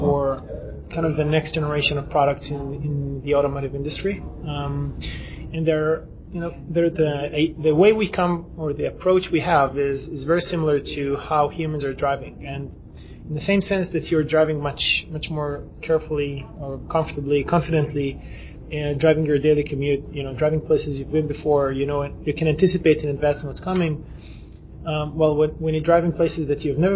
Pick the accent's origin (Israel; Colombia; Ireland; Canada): Israel; we come from Israel